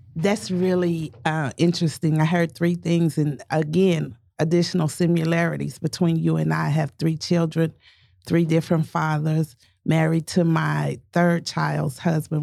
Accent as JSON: {"language": "English", "town": "Tulsa", "region": "Oklahoma", "country": "United States", "tie": "born or raised there", "said": "both born and raised in North Tulsa"}